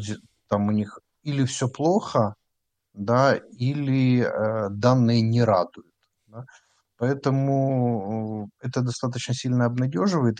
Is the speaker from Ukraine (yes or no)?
yes; Ukraine